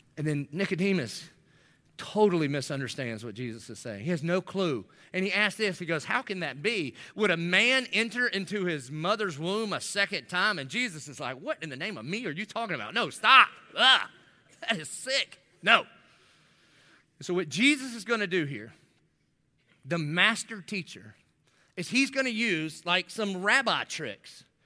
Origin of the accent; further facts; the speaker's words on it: the South, United States; I'm from the South.